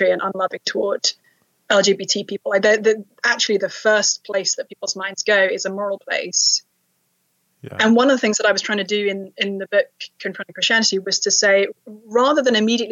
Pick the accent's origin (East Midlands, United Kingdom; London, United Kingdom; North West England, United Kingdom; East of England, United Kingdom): London, United Kingdom; now in Cambridge, Massachusetts, United States; I was raised in London.